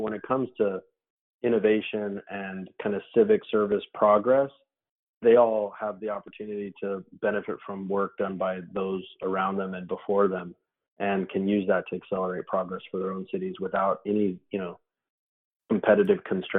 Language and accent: English; Texas, United States; I'm from Texas, so don't let that fool you.